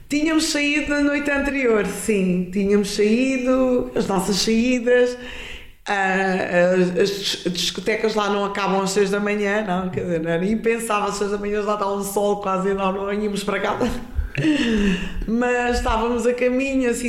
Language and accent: Portuguese; Guinea-Bissau; now in Lisbon, Portugal; eu seja da Guiné ou sou da Guiné